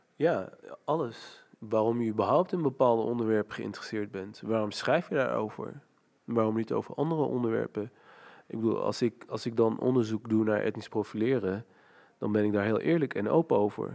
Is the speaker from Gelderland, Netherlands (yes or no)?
yes; Nijmegen, Gelderland, Netherlands; ik ben opgegroeid in Nijmegen, in Hatert, dat is een achterstandswijk.